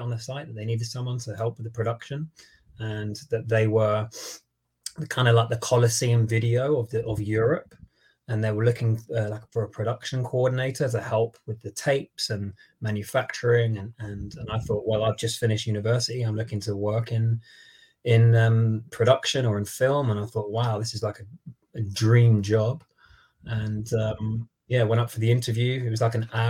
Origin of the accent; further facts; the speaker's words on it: London, United Kingdom; I grew up in London, still live here